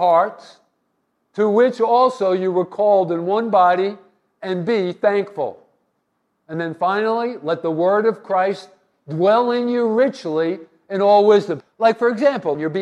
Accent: East Coast, United States; moved away as an adult; also born or lived in Anchorage, Alaska; I was from the East Coast

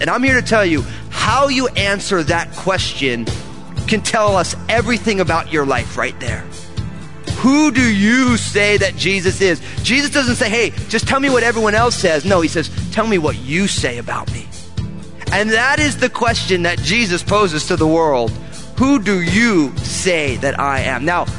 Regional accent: East Coast, United States; I'm all Italian from the East Coast, Italian-American

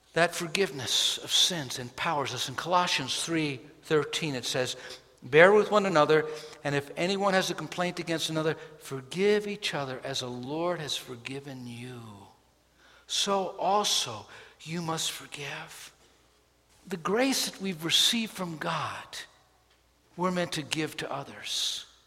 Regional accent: New York City, New York, United States; born or raised there

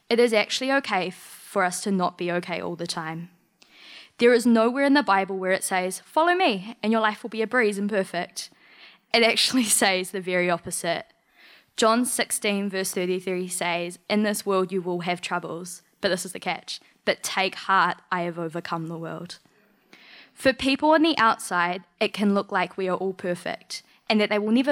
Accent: Macedon, Victoria, Australia; born there; Okay, I was originally born in Macedon

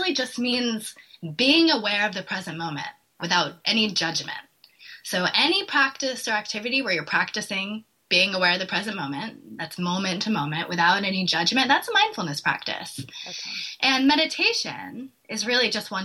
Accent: East Coast, United States; I'm from the East Coast. So I grew up with, you know, parents that were from New York

